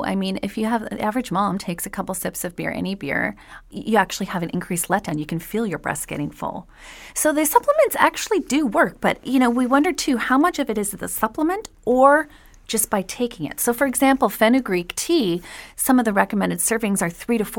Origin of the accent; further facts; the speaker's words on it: Quebec, Canada; Yeah, but of course I'm from Canada and from Quebec, so I love maple anything.